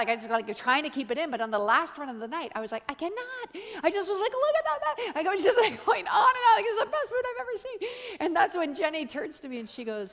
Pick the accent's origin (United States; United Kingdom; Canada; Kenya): Canada; I'm Canadian